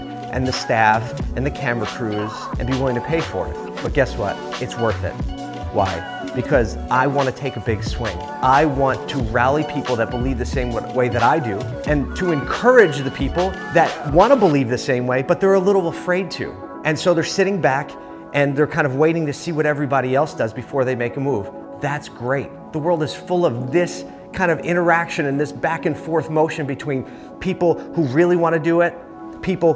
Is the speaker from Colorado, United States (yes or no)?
no; Philadelphia, Pennsylvania, United States; my hometown of Philly